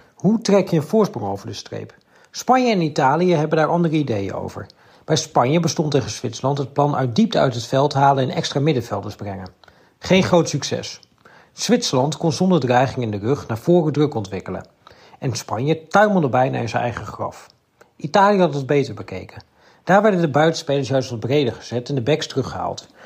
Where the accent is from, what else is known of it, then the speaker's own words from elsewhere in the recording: Netherlands; als Nederlander